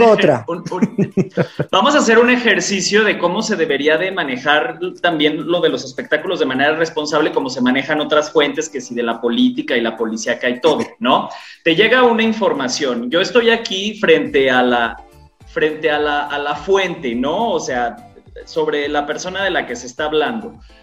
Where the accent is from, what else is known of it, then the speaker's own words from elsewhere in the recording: Jalisco, Mexico; yo también soy de Jalisco